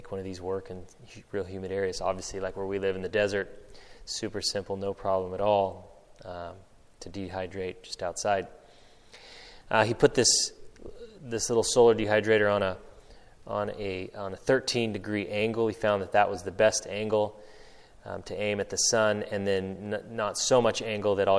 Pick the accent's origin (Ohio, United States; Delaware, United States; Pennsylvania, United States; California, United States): California, United States; Northern; growing up in Northern California